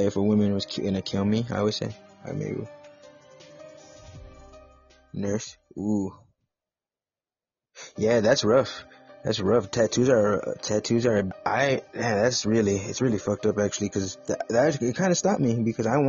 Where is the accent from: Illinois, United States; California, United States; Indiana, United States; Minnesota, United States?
California, United States; Los Angeles; I am from the San Gabriel Valley area.